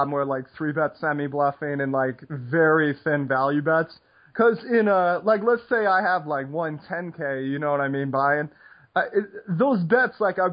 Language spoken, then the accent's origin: English; United States